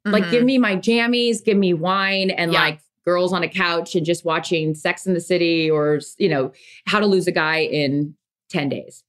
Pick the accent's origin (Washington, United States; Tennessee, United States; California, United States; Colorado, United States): Washington, United States; growing up on the West Coast, no, we had lakes. I mean, growing up in Washington, we lived on lakes. Like that was our thing, freshwater lakes.